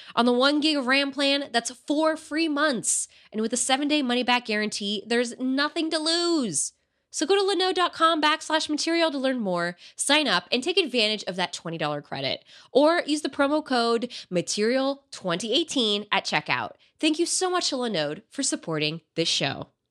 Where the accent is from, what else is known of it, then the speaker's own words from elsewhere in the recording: United States; I was born here, so I'm American European